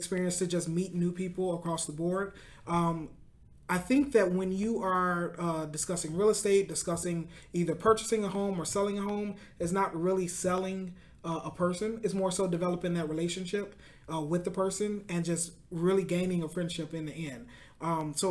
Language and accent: English; Chicago, Illinois, United States; also born or lived in Calumet City, Illinois / Oak Park, Illinois; Born and raised in Chicago